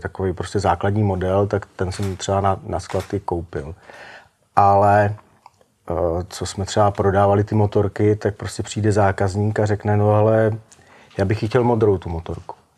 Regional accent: Czechia

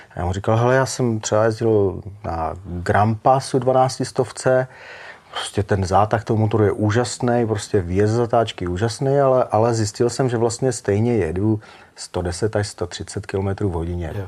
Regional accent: Czechia

